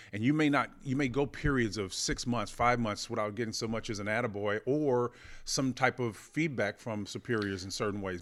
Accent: Oklahoma, United States; growing up in Oklahoma

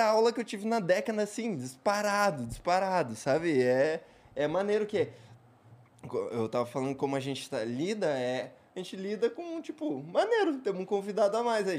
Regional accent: Curitiba, Paraná, Brazil; eu sou curitibano não praticante

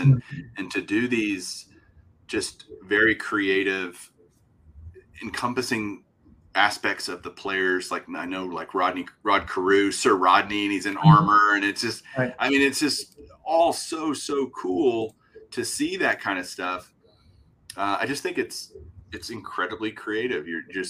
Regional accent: Texas, United States; I'm a Texan, so I have to love the Rangers.

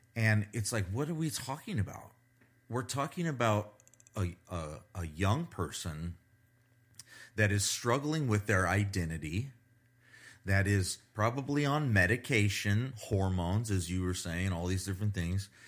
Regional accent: United States; I'm an American

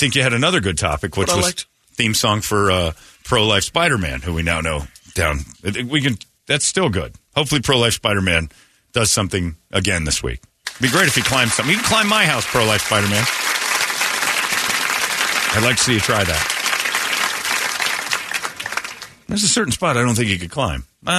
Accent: Mesa, Arizona, United States; born or raised there

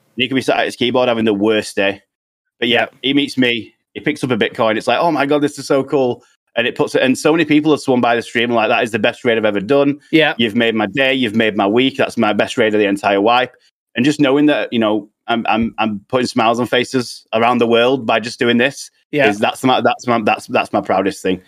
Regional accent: United Kingdom; us uh, United Kingdom guys

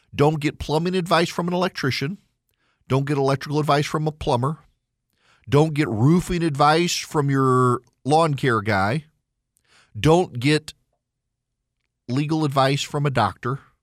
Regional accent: Louisiana, United States; I'm from Louisiana

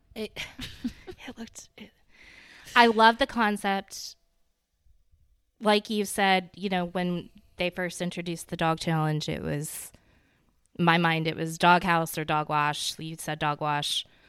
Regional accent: the South, United States; I'm from the South, but I'm not from Charleston

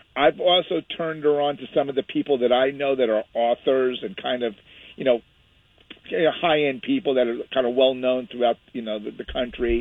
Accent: the Hamptons, Long Island, New York, United States; moved away as an adult; also born or lived in Westhampton Beach; now in California, United States; I grew up in the Hamptons in the East Coast

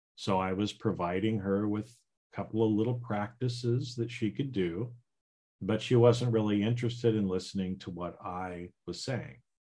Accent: Idaho, United States; now in California, United States; So right now I live in California and I grew up in Idaho

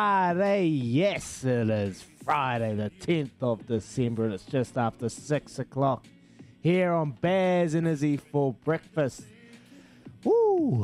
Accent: New Zealand; my hometown, the CD Stags

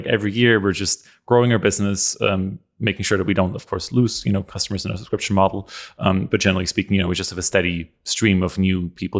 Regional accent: Austria; English is a second language; I'm from Europe originally, from Austria.

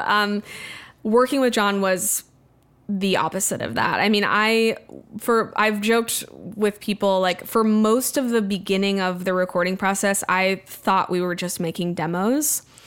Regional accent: Wimberley, Texas, United States; moved away; also born or lived in Austin; Wimberley in Texas, my hometown

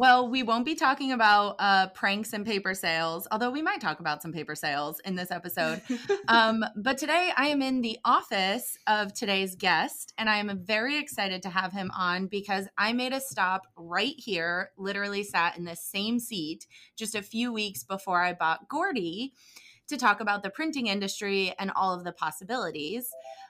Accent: Wilkes-Barre, Pennsylvania, United States; moved away; back in my hometown of Wilkes-Barre, Pennsylvania, which is just a few miles south of a town that you might have heard of, the infamous Scranton, PA, home of Dunder Mifflin.

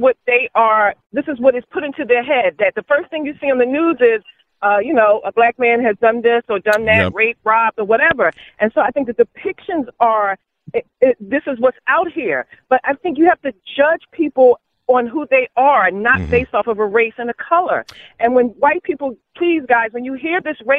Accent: Philadelphia, Pennsylvania, United States; I was born and raised in Philadelphia

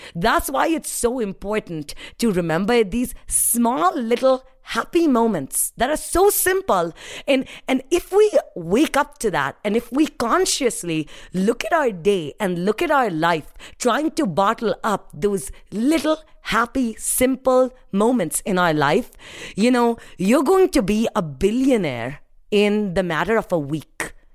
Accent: India; first language Hindi; English is a second language; moved away as an adult; now in United States; I was happy growing up in India

